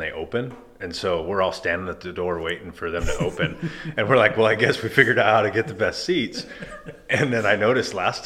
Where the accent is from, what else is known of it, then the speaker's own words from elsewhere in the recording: Spokane, Washington, United States; also born or lived in San Diego / New Jersey / North Carolina; I've lived here since I was about six. I grew up out in Nine Mile and went to Lakeside and then left for college